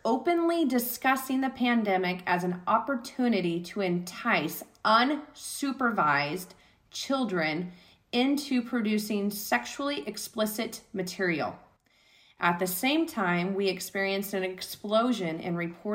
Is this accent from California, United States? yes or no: yes; Southern California, United States; living in Southern and growing up in Southern California